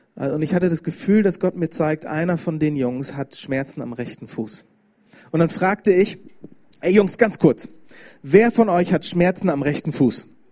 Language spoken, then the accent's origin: German; Bremen, Germany; ich bin aus Bremen, habe ich schon gesagt, ich bin in einer christlichen Familie aufgewachsen